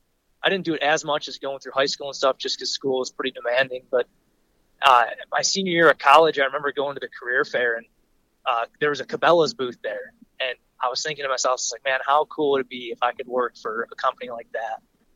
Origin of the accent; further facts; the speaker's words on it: Northwoods of Wisconsin, United States; moved away as an adult; now in Colorado, United States; Yeah, see, I'm originally from the Northwoods of Wisconsin